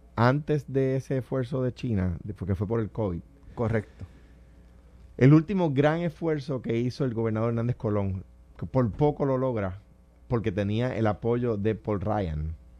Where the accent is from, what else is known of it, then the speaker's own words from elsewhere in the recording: Puerto Rico; como siendo puertorriqueño